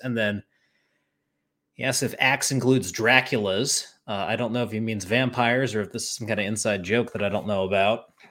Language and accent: English; Charlotte, North Carolina, United States; I'm from Charlotte